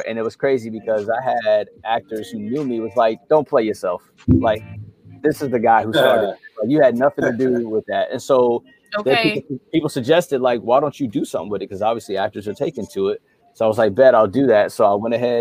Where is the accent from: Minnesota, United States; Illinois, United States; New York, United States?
New York, United States; Mount Vernon; also born or lived in Yonkers, New York / the Carolinas / Georgia; now in Florida, United States; born and raised in New York